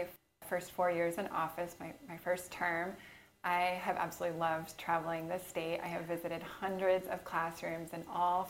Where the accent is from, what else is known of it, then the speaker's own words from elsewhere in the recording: Oregon, United States; moved away as an adult; also born or lived in Tucson, Arizona; now in Arizona, United States; I'm actually from Oregon.